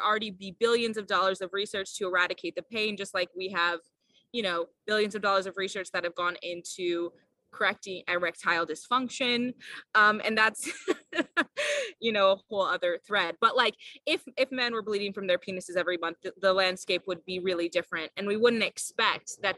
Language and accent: English; Iowa, United States; I grew up in Iowa.